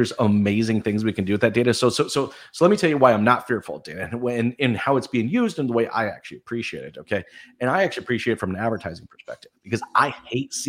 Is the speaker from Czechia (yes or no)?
no; Canada; I'm from Canada.